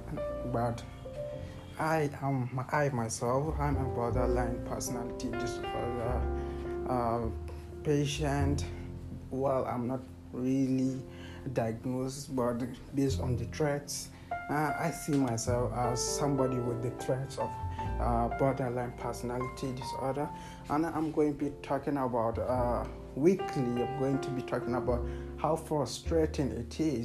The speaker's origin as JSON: {"language": "English", "country": "Nigeria", "said": "I'm from Nigeria"}